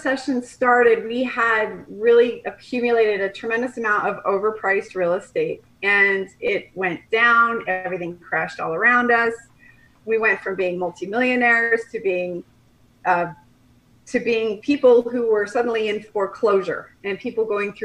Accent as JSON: {"language": "English", "region": "Colorado", "country": "United States", "tie": "born or raised there", "also_born_or_lived": "Nebraska", "moved": "as an adult", "lives_now": "Kelowna, Canada", "said": "I'm from Colorado. I grew up in Colorado, went to school in Nebraska, met my husband in graduate school"}